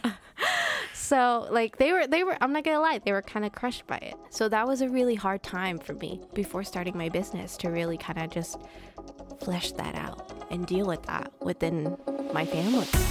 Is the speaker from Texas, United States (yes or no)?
no; Providence, Rhode Island, United States; I was born and raised in Providence